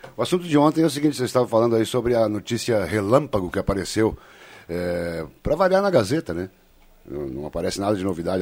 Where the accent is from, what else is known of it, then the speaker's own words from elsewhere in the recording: Passo do Sobrado, Rio Grande do Sul, Brazil; amigos conterrâneos de Passo do Sobrado, minha terra